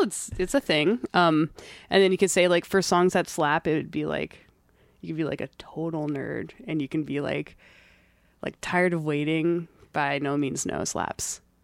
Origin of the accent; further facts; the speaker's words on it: Gaithersburg, Maryland, United States; moved away; I'm from Maryland